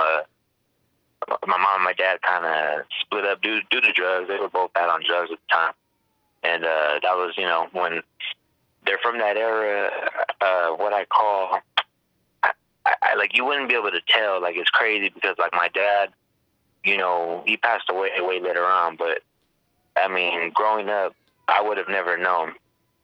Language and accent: English; Riverside, California, United States; I grew up in Riverside, California, a neighborhood of Casablanca, California.